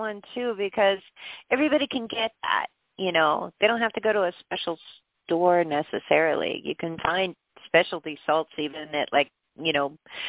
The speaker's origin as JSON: {"language": "English", "region": "Pennsylvania", "country": "United States", "tie": "born or raised there", "said": "but I grew up in Pennsylvania."}